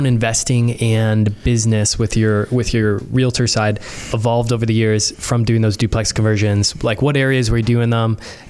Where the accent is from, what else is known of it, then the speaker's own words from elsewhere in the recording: Brampton, Ontario, Canada; I grew up in Brampton, and now Brampton, to me, it just feels like a suburb of Toronto.